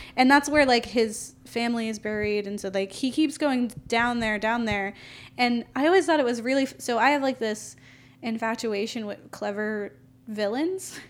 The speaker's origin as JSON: {"language": "English", "region": "Florida", "country": "United States", "said": "I'm from Florida"}